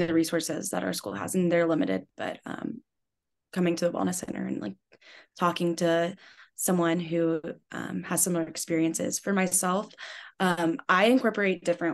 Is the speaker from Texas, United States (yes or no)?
no; Georgia, United States; moved away as an adult; I'm from Georgia, deep South, very small town